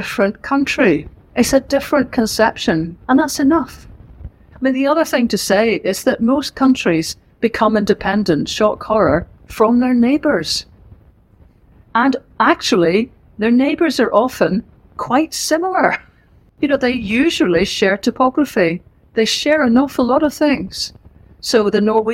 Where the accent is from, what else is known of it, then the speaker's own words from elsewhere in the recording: Northern Ireland, United Kingdom; moved away; also born or lived in Wolverhampton / Caithness / Banffshire; I grew up in Northern Ireland, as you'll hear from the accent